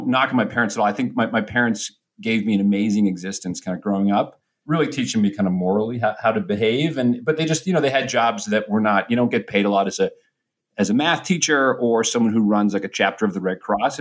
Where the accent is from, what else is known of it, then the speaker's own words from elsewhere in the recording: New Hampshire, United States; now in New York City, United States; I grew up in New Hampshire in a pretty blue-collar neighborhood.